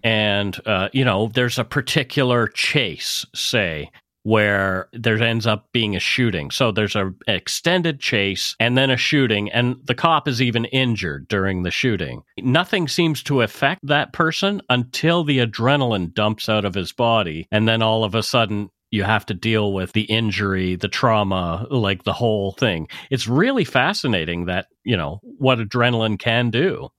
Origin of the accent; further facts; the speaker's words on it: Canada; We are ordinary Canadian schmucks